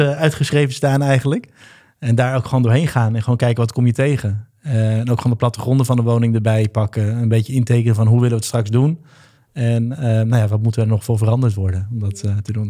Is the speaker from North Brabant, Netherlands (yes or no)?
no; Hilversum, North Holland, Netherlands; now in Amsterdam, Netherlands; geboren in Hilversum en woon nu in Amsterdam met Lisa samen